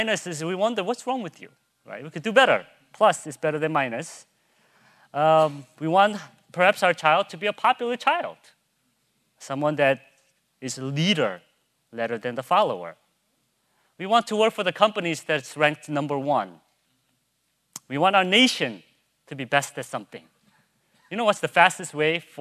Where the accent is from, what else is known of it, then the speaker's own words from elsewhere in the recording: Chicago, Illinois, United States; moved away; also born or lived in St. Louis; I'm from Chicago